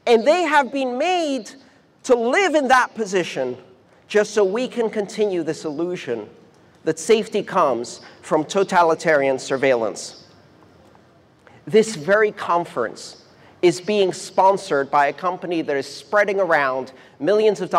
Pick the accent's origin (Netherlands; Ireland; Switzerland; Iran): Iran; born there; I was born in Iran. I didn't choose that.